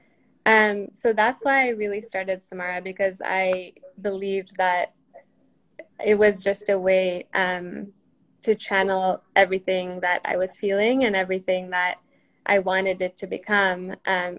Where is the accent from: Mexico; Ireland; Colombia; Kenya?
Kenya; I grew up in Kenya